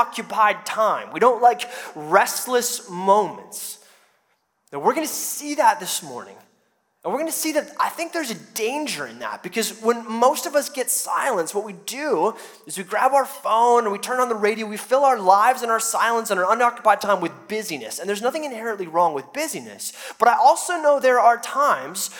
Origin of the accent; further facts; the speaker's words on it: United States; us as American Christians